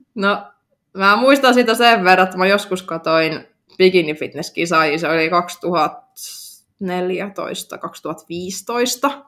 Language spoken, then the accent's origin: Finnish; Oulu, North Ostrobothnia, Finland; mä oon syntynyt Oulussa